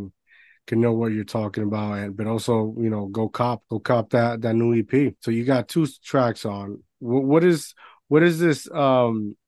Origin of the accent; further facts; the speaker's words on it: Puerto Rico; I grew up in Puerto Rico